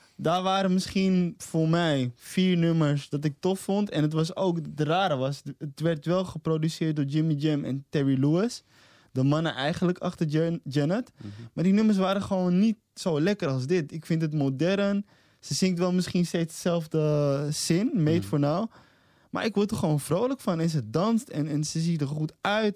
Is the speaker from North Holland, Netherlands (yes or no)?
yes; Amsterdam, North Holland, Netherlands; moved away as an adult; now in Almere, Netherlands; En ik ben een Amsterdammer die verplaatst is naar Almere. Maar ik ben in, in hart en nieren ben ik nog steeds Amsterdammer